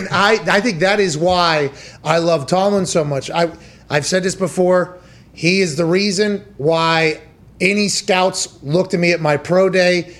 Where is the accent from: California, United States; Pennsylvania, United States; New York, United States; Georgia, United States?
Pennsylvania, United States; Pittsburgh; I was from Pittsburgh